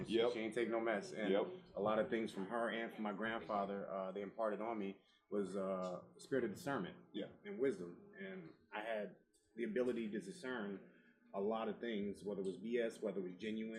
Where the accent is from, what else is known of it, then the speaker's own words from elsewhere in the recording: Coatesville, Pennsylvania, United States; moved away as an adult; also born or lived in Philadelphia, Pennsylvania; I was raised in Coatesville from the time maybe I was 5 to about, I want to say 7th grade